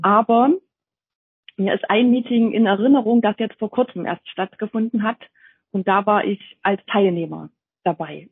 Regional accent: near Jena, Thuringia, Germany; moved away as an adult; now in Dresden, Germany; dass ich ursprünglich eigentlich aus Thüringen stamme. Ich bin äh, in der Nähe von Jena geboren und habe dort auch in Jena studiert

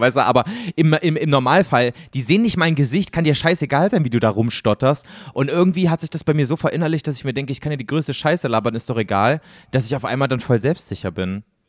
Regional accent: Germany; accent: German; first language German; wir als Deutsche

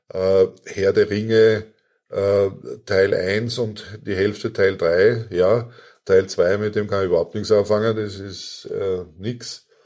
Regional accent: Austria; nein, ich bin Österreicher, ich lese österreichische Literatur

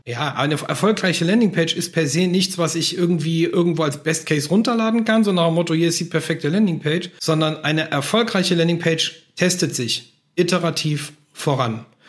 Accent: Germany; bei uns in Deutschland

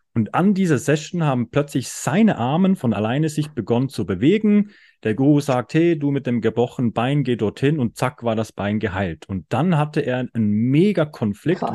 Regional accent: Switzerland; ich komme aus der Schweiz

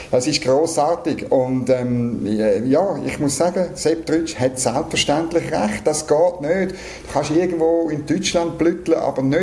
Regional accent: Küssnacht, Schwyz, Switzerland; Auf Küsnacht am Rigi, wo ich her bin, oder auf Luzern und auf den Pilatus und aufs Mittelland.

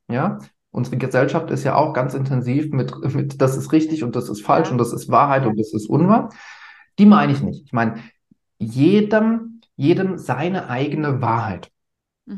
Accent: Germany; bei uns in Deutschland

